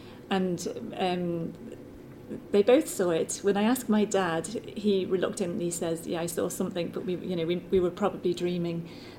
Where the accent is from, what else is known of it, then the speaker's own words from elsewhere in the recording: Liverpool, North West England, United Kingdom; I grew up in Liverpool, and when I was a very young child, my mum and dad moved to an old house in Liverpool.